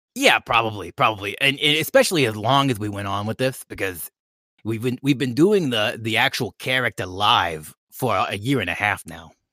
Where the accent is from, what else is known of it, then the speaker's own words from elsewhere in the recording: California, United States; I'm from, you know, California. I, I live in L